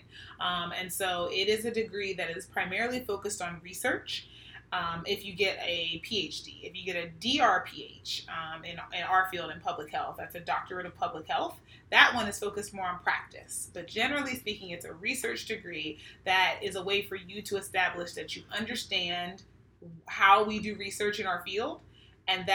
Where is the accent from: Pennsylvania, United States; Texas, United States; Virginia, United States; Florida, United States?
Pennsylvania, United States; Pittsburgh; now in Sacramento, United States; I was born and raised in Pittsburgh, Pennsylvania